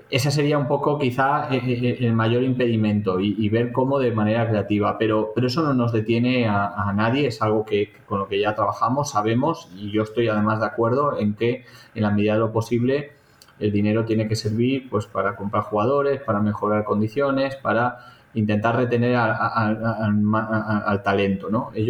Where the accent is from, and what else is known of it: Valencian Community, Spain